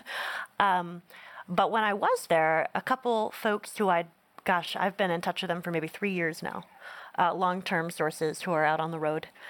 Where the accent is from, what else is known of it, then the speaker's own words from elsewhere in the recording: Northeast, United States; I grew up in the Northeast, so not an R V heavy culture.